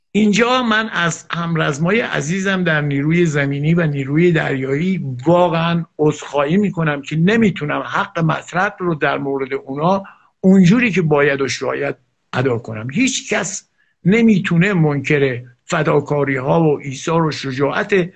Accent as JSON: {"language": "Persian", "country": "Iran", "said": "چون من ایرانیم"}